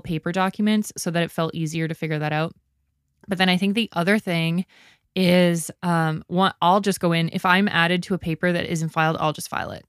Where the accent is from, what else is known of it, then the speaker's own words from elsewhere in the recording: Canada; I'm Canadian